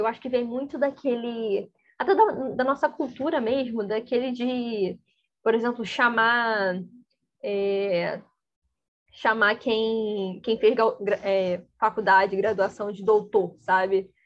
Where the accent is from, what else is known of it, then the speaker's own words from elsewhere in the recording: Brazil; first language Portuguese; eu sei português, que eu sou brasileira